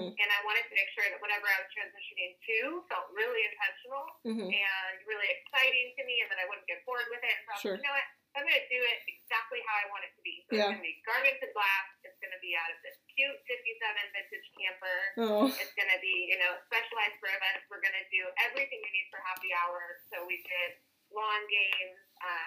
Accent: Seattle, Washington, United States; I'm from the Seattle, Washington area

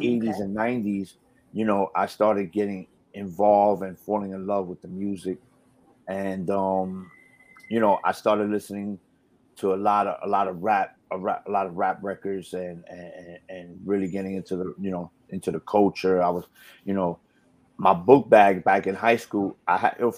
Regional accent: New York City, New York, United States; I grew up with two brothers, two younger brothers, and we grew up in Brooklyn, New York

